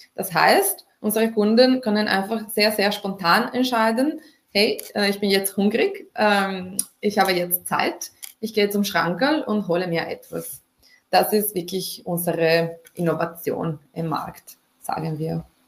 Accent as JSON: {"language": "German", "country": "Italy", "moved": "yes", "said": "ich komme ursprünglich aus Italien"}